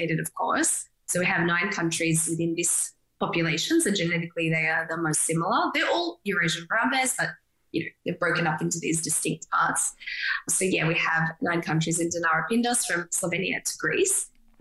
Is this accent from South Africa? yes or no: no; Australia; as an Aussie